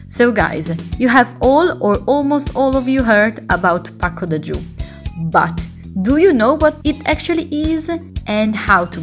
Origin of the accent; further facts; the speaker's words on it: Brescia, Lombardy, Italy; come from Brescia, that is in the north